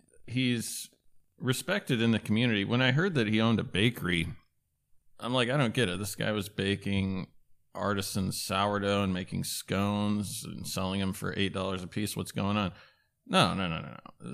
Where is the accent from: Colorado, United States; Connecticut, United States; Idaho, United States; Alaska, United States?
Alaska, United States; I'm from Alaska, for God's sake.